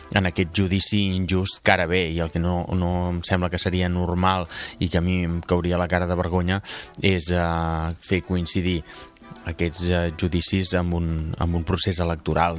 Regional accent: Palafrugell, Catalonia, Spain; presentar-me a les municipals del meu poble i acabar sent alcalde de, de Palafrugell

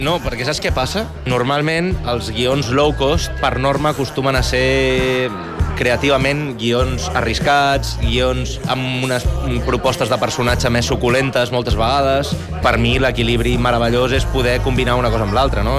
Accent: Manresa, Catalonia, Spain; also born or lived in Barcelona; jo soc de Manresa

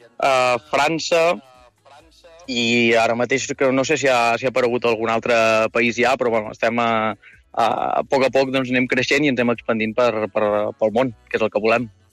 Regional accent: Girona, Catalonia, Spain; jo sóc de Girona

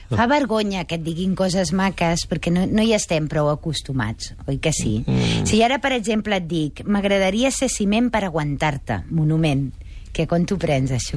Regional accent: Majorca, Balearic Islands, Spain; com a mallorquina aquí

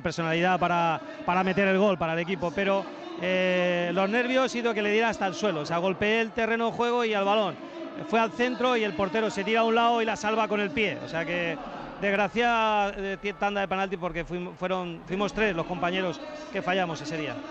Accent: Puertollano, Castilla-La Mancha, Spain; moved away; mi pueblo, en el Puerto Llano

